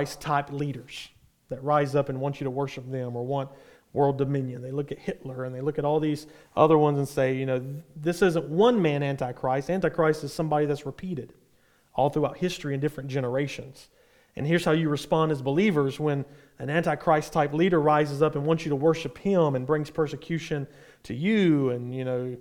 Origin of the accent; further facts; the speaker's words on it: United States; from us as an American